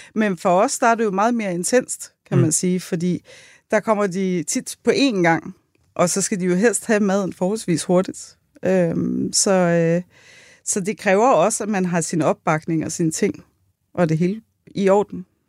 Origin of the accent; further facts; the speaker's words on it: Buerup, Zealand, Denmark; Jeg er fra Vestjylland.